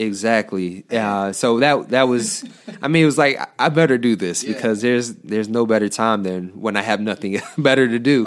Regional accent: Detroit, Michigan, United States; also born or lived in Southfield, Michigan; i'm from the detroit area uh, i went to dps schools okay. um, until fourth grade and then uh, we moved to Southfield, okay. and I went to Southfield

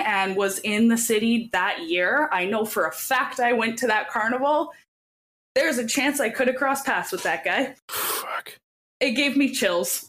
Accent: Edmonton, Alberta, Canada; I'm from Edmonton. I went to that carnival every single year

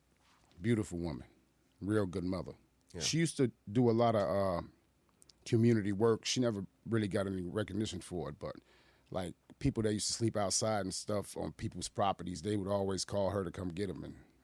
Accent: Boston, Massachusetts, United States; also born or lived in Chicago; now in Aurora, United States; I'm originally from Boston, Massachusetts.

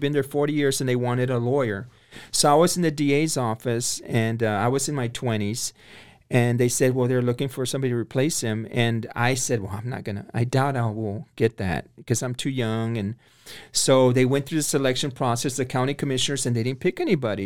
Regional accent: Corpus Christi, Texas, United States; now in Waco, United States; I was born and raised in Corpus Christi, Texas

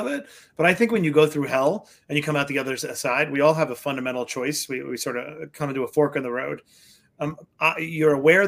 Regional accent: New York City, New York, United States; I grew up in Queens, New York, on Springfield Boulevard, Bayside.

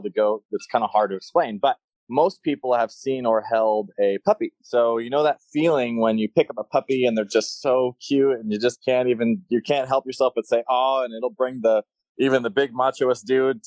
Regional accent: Florida, United States; now in Las Vegas, United States; I grew up in Florida, so I was surrounded by all the animals

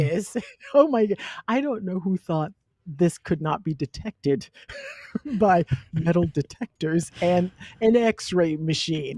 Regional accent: the South, United States; I'm from the South, so we have all these superstitions

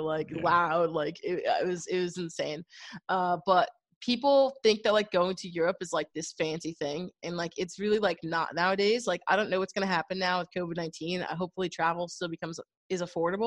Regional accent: New York, United States; moved away as an adult; also born or lived in New Haven; I'm originally from New York as well

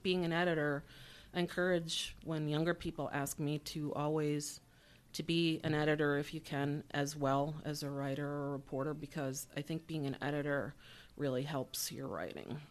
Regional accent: Syracuse, New York, United States; I grew up here in Syracuse on the, in the university area on Euclid Ave between Ackerman and Sumner.

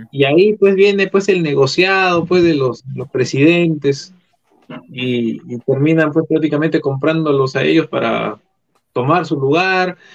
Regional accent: Lima, Peru; Yo soy de acá de Lima. Yo soy de Lima.

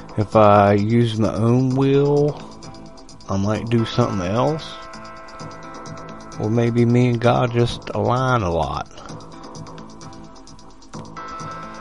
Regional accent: United States; I was raised in America

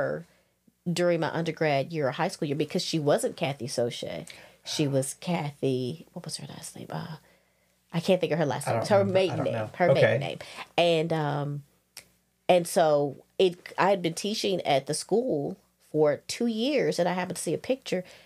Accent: Louisiana, United States; accent: Southern; moved away as an adult; also born or lived in Los Angeles, California / Plano, Texas; now in Georgia, United States; I was raised in Louisiana, and I was raised on the border of Texas and Arkansas

